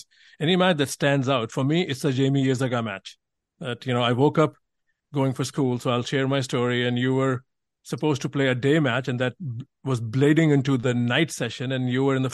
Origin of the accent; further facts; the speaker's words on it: India; growing up in India and reading about stuff